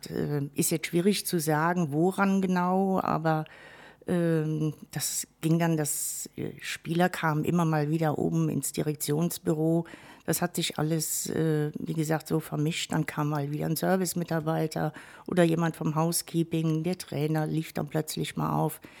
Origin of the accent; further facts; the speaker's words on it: Westerburg, Rhineland-Palatinate, Germany; also born or lived in Wirges; Gebürtig bin ich ein echtes Wellermädchen in der Tat. {S1} Oh. Ähm, Wirges, gar nicht so weit weg. Mhm. Genau. Hat mich dann in jungen Jahren, hat meine Mutter uns dann in den höheren Westerwald äh, verschleppt, sozusagen, {S0} nach Westerburg.